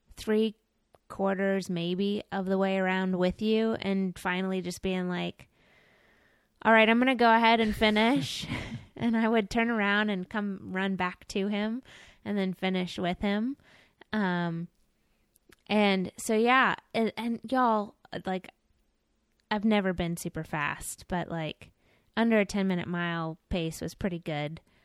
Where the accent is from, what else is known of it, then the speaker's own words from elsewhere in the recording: Florida, United States; I'm a Floridian